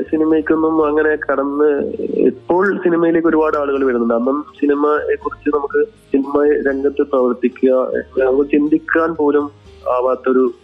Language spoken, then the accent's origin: Malayalam; Madikkai, Kerala, India; കുട്ടിക്കാലത്ത് ഞാൻ എന്റെ വീട് കാസർഗോഡ് ജില്ലയിലെ മടിക്കി എന്ന ഗ്രാമത്തിലാണ്